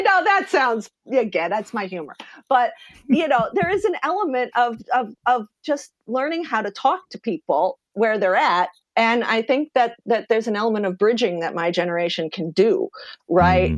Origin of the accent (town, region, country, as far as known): eastern Pennsylvania, United States; born or raised there